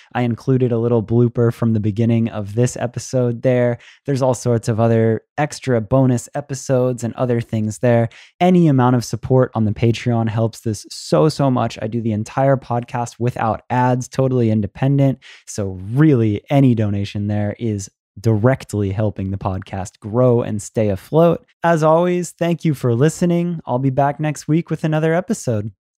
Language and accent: English; United States; as an American